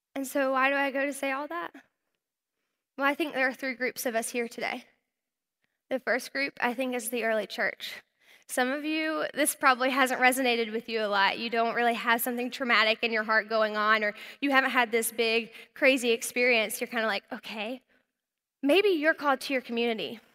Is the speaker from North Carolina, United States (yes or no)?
yes; North Carolina, United States; moved away; I was from North Carolina, I was a Southern belle